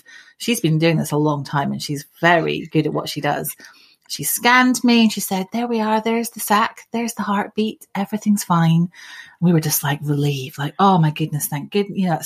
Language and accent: English; Scotland, United Kingdom; moved away as an adult; now in South East England, United Kingdom; I grew up in Scotland. And about 20 years ago, I moved down to the southeast of England